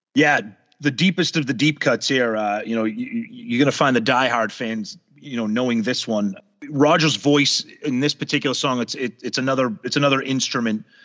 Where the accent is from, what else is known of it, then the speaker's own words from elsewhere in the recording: New England, United States; I grew up in New England, going to the beaches in New Hampshire and Maine.